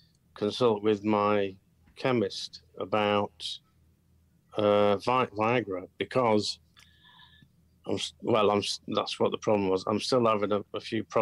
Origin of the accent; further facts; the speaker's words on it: Rotherham, Yorkshire and the Humber, United Kingdom; now in North Lincolnshire, United Kingdom; Originally, I was from Rotherham.